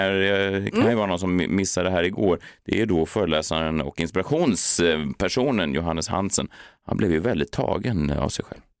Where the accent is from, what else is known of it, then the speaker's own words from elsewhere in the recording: Gävle, Gävleborg County, Sweden; Jag kommer från Gävle, inte det Norrland, Är det inte där ni knullar björnar och så vidare.